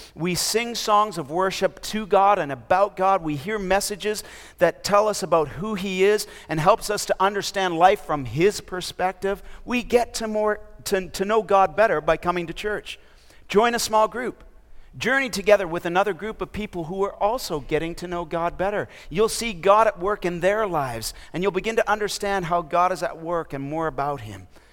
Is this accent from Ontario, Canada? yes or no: yes; Toronto, Ontario, Canada; moved away as an adult; also born or lived in Minnesota / mission field abroad; now in Raleigh, United States; I'm from Canada. I was born and raised in Toronto, Ontario, and I did my schooling in Minnesota